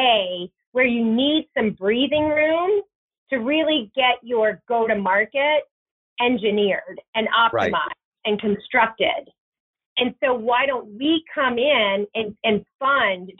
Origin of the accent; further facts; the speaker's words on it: Virginia, United States; moved away; also born or lived in Bay Area, California; my husband and I grew up in Virginia. He grew up in Florida. So we're both from the East Coast